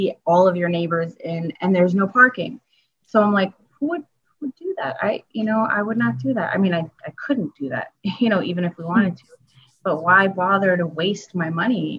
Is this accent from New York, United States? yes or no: yes; New York City, New York, United States; the house that I grew up in Queens